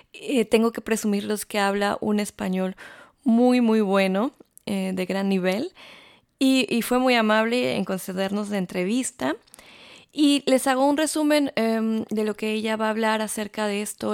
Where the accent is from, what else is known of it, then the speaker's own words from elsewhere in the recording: Mexico; moved away as an adult; now in Stuttgart, Germany; soy periodista, soy mexicana y vivo aquí desde hace ya casi siete años